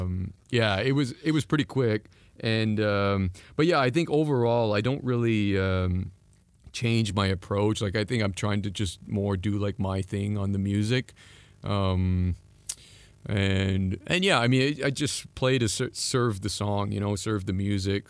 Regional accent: East Coast, Atlantic Canada, Canada; first language French; English is a second language; moved away; I'm from the East Coast

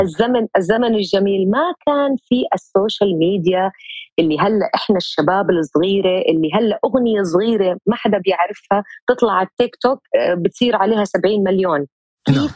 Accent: Jordan; moved away as an adult; also born or lived in Lebanon / Egypt; رجعت استقريت في بلدي الاردن

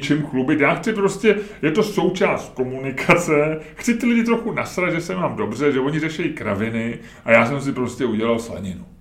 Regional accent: Holešovice, Prague, Czechia; za dětství, ty vole, v Holešovicích

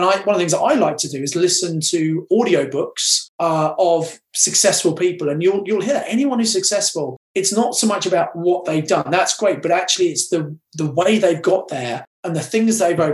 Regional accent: Kent, South East England, United Kingdom; also born or lived in Birmingham; I was brought up in Kent.

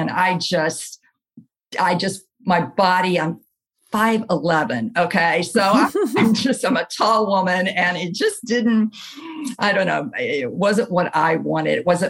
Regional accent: Camp Lejeune, North Carolina, United States; born there; And I was born in Camp Lejeune, North Carolina, is about 33 miles from where I presently live in New Bern, North Carolina.

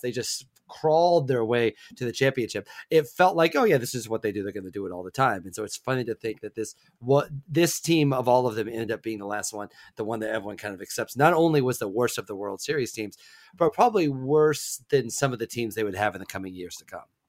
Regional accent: Midwest, United States; moved away as an adult; also born or lived in New York City; I was from the Midwest

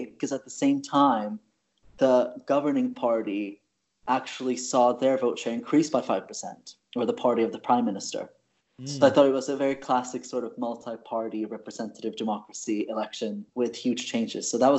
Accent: Sweden; I'm from Sweden

